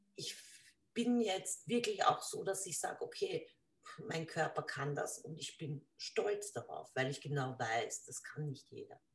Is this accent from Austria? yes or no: yes; Lower Austria, Austria; bei uns in Niederösterreich